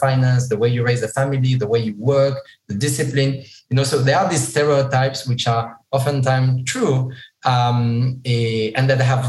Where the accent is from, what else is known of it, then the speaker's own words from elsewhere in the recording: southeast France, France; moved away as an adult; also born or lived in Morocco; I grew up in the southeast of France. I'm from an immigrant family from Morocco. So I grew up, you know, in France up to the time I was 22.